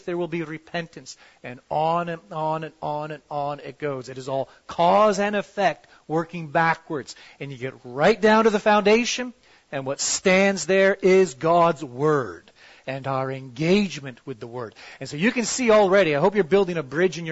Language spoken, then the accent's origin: English; Toronto, Ontario, Canada; I'm from Toronto